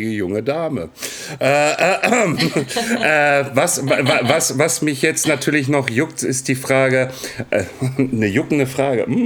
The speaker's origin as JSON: {"language": "German", "town": "Castrop-Rauxel", "region": "North Rhine-Westphalia", "country": "Germany", "said": "ja, ich, komm, ich, ich, ich komme aus Kastrop. Ja, ja."}